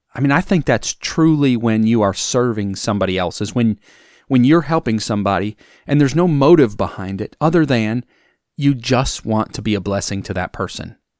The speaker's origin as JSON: {"language": "English", "region": "Wisconsin", "country": "United States", "moved": "yes", "lives_now": "Alabama, United States", "said": "I'm from Wisconsin originally"}